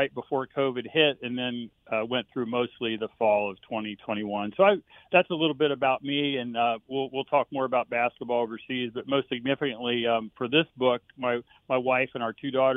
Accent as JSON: {"language": "English", "town": "Harrisonburg", "region": "Virginia", "country": "United States", "tie": "born or raised there", "moved": "as an adult", "lives_now": "Washington, D.C. area, United States", "said": "I grew up in Harrisonburg, Virginia."}